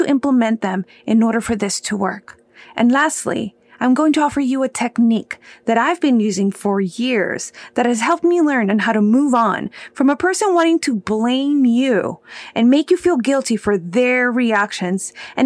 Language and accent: English; Rio Grande Valley, Texas, United States; I am from the Rio Grande Valley in the state of Texas